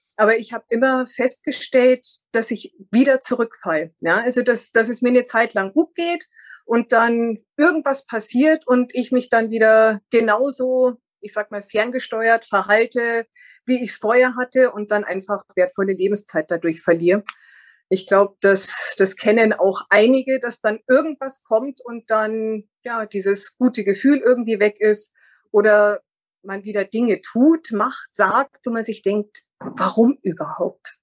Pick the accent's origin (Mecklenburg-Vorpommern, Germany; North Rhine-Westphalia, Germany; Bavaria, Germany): Bavaria, Germany; near Munich; also born or lived in northern Germany; im zarten Alter von drei Jahren sind wir hier in die Nähe gezogen und äh, ich bin dann auch immer so in, in der näheren Umgebung geblieben